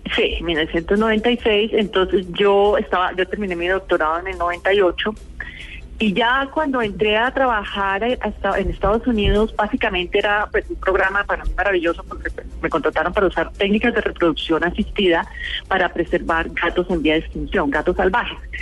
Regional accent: Bogotá, Colombia; also born or lived in Pereira; realmente yo me considero bogotana porque yo nací en Pereira, pero al año me trajeron a Bogotá mis padres

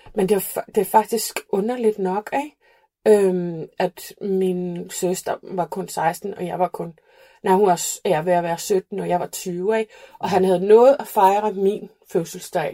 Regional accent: Reykjavik, Iceland; accent: Icelandic; Danish is a second language; moved away as an adult; also born or lived in Flatey, Westfjords, Iceland; now in Copenhagen, Denmark; Jeg er født og opvokset på Island

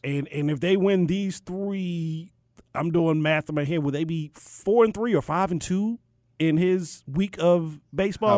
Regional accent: Maryland, United States; I grew up in Maryland.

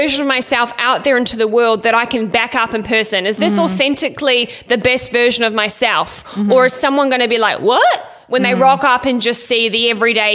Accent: Ireland; I'm Irish and white as fuck.

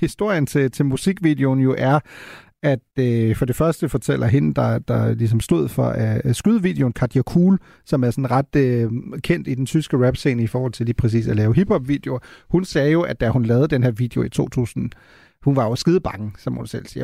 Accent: Germany; moved away; jeg voksede op i Tyskland

